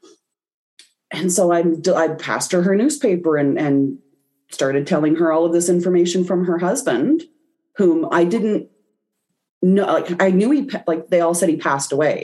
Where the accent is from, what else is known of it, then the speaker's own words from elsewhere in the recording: Canada; I'm Canadian